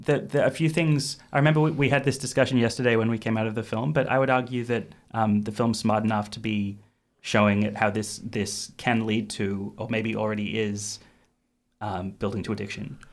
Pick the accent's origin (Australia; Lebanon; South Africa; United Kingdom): Australia; as an Australian